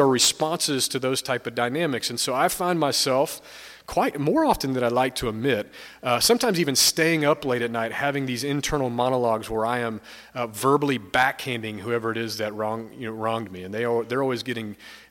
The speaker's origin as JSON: {"language": "English", "town": "Stone Mountain", "region": "Georgia", "country": "United States", "tie": "born or raised there", "moved": "yes", "said": "I'm from the Atlanta area. I grew up about 20 minutes east of Atlanta, an area called Stone Mountain."}